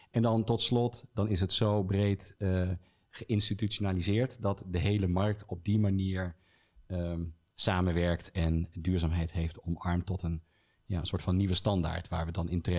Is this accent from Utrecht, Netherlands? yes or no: yes; Utrecht, Netherlands; ja, ik kom uit Utrecht